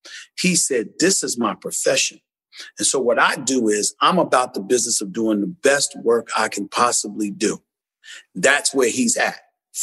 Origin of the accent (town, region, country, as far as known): Queens, New York, United States; born or raised there; also born or lived in Winston-Salem, United States